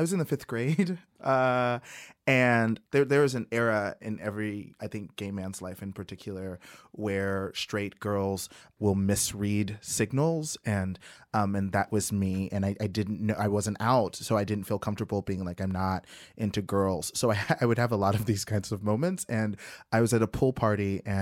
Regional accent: the South, United States; I'm from the South

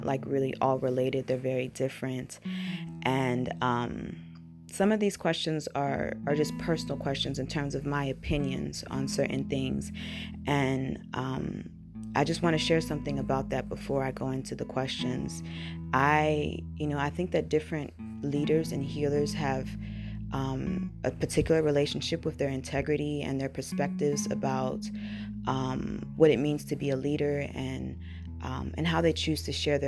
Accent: United States; first language English; also born or lived in Burkina Faso; I came to the United States when I was very young

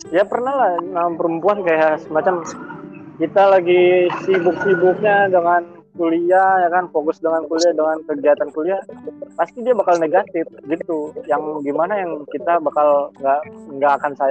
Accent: Palembang, South Sumatra, Indonesia; now in Jakarta, Indonesia; Iya, gue dari Palembang. Palembang.

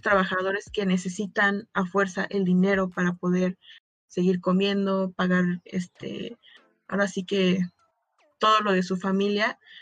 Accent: Mexico; como mexicana

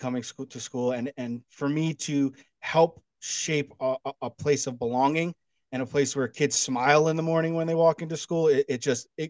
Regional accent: New Jersey, United States; moved away as an adult; now in Charleston, United States; I grew up in New Jersey my whole life, and then I moved down here in 2016 to Charleston, South Carolina.

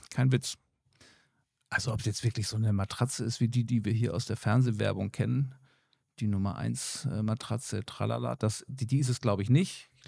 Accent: Germany; Oder hier in Deutschland bei uns

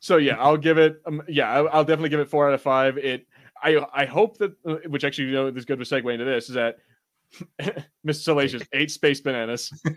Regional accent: United States; I'm American, and, you know, we are tone deaf for accents

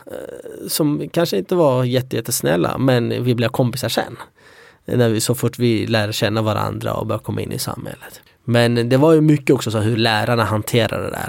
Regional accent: Sweden; also born or lived in Iraqi Kurdistan; vi var ju utspridda i Sverige

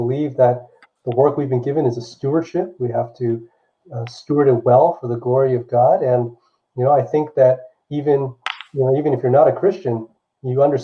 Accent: Los Angeles, California, United States; also born or lived in Seattle; I just mostly grew up here

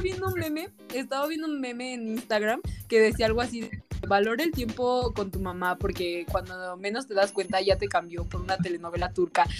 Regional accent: Mexico

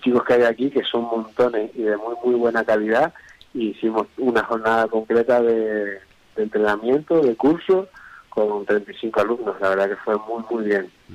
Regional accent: Tenerife, Canary Islands, Spain; nosotros somos de Tenerife

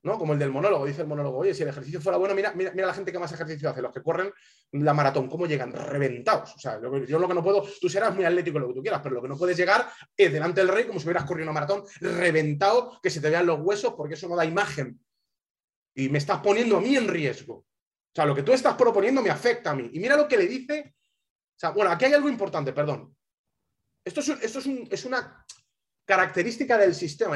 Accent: Spain; moved away as an adult; also born or lived in Alabama; yo soy español, español

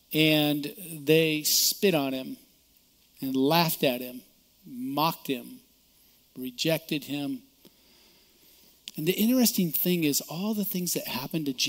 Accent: United States; I'm an American

